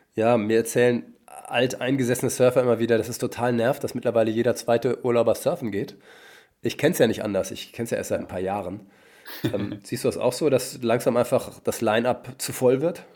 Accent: North Rhine-Westphalia, Germany; Ich komme nämlich aus Westfalen ursprünglich

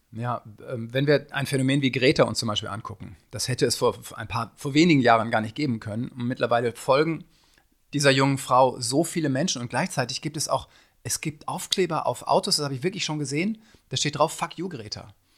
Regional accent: North Rhine-Westphalia, Germany; ich komme aus, aus Westfalen

